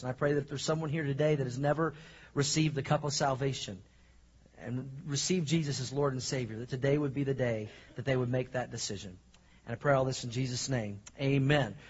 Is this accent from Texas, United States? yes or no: no; Oklahoma, United States; moved away; also born or lived in Missouri; I grew up in Oklahoma and I lived in Missouri and the Midwest